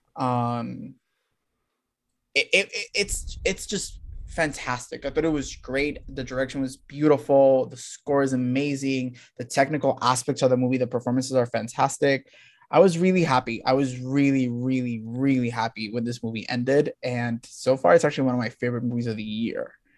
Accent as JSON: {"language": "English", "country": "Puerto Rico", "moved": "yes"}